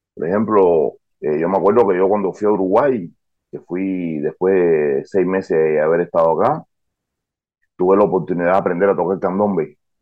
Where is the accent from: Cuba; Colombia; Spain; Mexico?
Cuba; now in Argentina; yo nací en Cuba